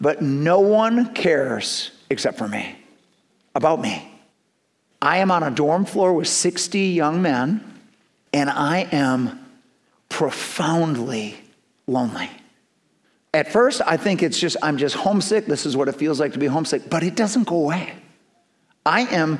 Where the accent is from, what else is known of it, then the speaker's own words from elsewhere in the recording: Milton, Wisconsin, United States; also born or lived in Madison, Wisconsin; I'm from Milton, Wisconsin